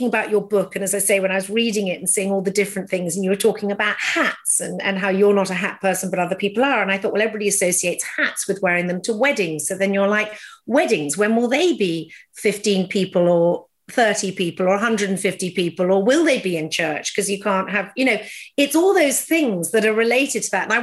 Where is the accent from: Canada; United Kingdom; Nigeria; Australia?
United Kingdom; England; being very English